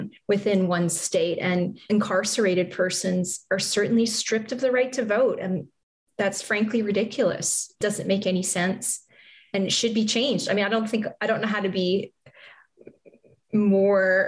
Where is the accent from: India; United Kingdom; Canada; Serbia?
Canada; now in United States; I'm Canadian. I'm not naturalized